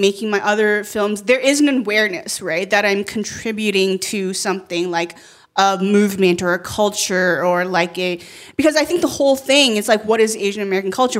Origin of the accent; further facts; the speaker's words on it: Canada; moved away as an adult; also born or lived in China; now in United States; being a first generation immigrant from China and I grew up in Canada and then living here